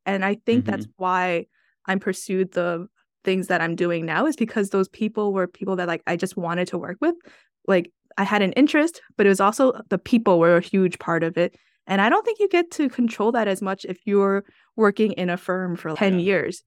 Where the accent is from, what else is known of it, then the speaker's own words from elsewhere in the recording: New York, United States; I'm from New York